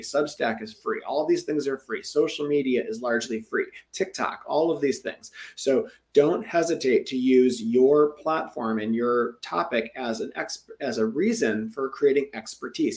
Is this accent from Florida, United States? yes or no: no; Detroit, Michigan, United States; Metro Detroit, my hometown